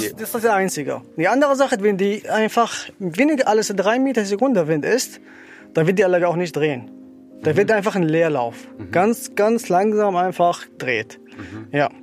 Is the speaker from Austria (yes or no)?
no; Syria; German is a second language; moved away as an adult; now in Germany; ich komme ursprünglich aus Syrien. Ich bin seit 2016 hier in Deutschland.